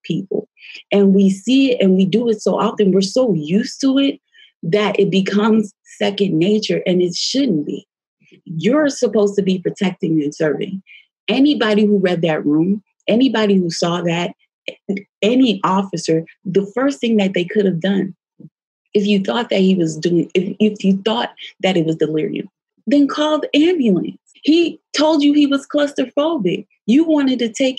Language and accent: English; New Jersey, United States; I grew up in Jersey